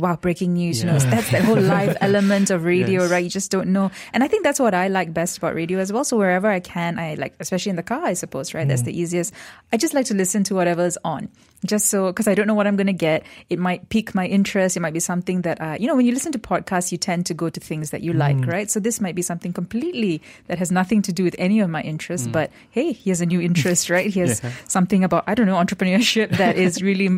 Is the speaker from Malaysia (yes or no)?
yes; Johor, Malaysia; I grew up in Johor